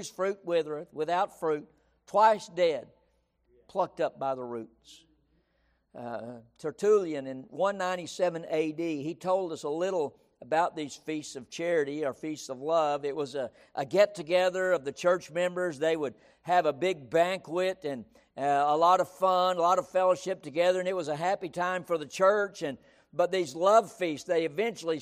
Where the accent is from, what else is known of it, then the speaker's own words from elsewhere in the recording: San Angelo, Texas, United States; growing up in West Texas